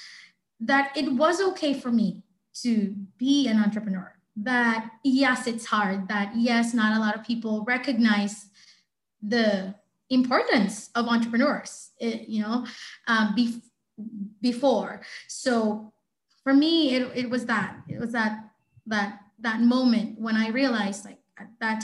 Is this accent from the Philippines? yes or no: yes; Philippines; in my home country, the Philippines